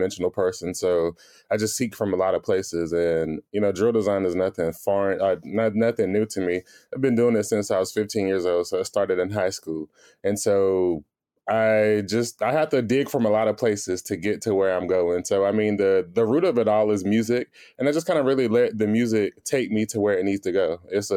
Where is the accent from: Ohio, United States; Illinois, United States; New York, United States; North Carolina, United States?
North Carolina, United States; Greensboro; I'm from Greensboro, North Carolina